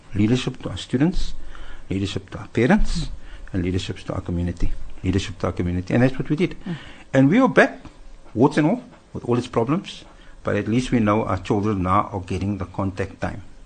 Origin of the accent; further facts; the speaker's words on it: Cape Town, Western Cape, South Africa; I grew up in Cape Town, I'm a Cape Town boy